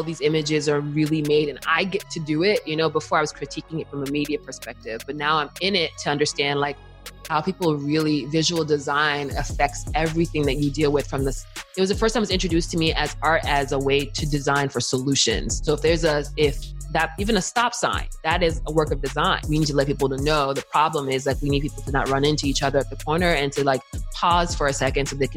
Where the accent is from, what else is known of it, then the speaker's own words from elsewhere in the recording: Montclair, New Jersey, United States; also born or lived in Newark, New Jersey / East Orange, New Jersey / Washington, District of Columbia, United States; technically I was born in Newark, but I was raised in East Orange and we moved to Montclair